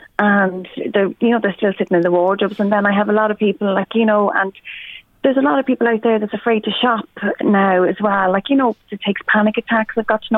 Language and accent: English; Drogheda, Leinster, Ireland; now in Tullyallen, Ireland; I'm based in Tully Allen, so I'm originally from Drogheda but based in Tully Allen.